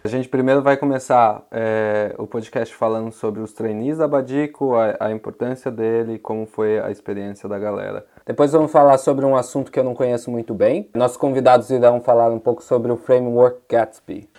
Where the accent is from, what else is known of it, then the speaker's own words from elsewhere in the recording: São Paulo, Brazil; now in Utrecht, Netherlands; Eu sou, eu sou originalmente de São Paulo. Eu moro aqui em uma cidadezinha de, de Utrecht, aqui na Holanda